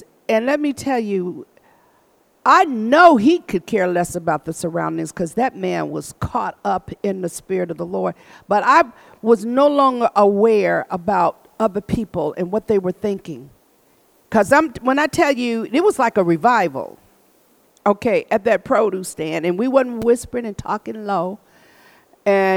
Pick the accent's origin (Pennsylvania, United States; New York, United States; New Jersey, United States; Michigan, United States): Michigan, United States